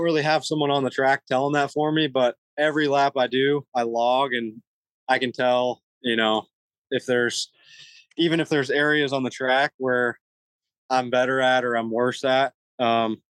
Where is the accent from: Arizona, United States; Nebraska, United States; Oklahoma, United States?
Nebraska, United States; now in Florida, United States; I'm from Nebraska